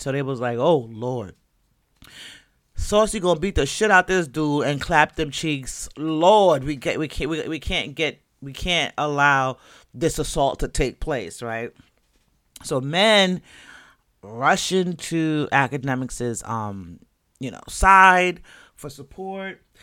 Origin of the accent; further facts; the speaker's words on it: Jamaica; 'cause I'm Jamaican. And unless I tell you, or unless, you know, it just come out in my accent, you might not know.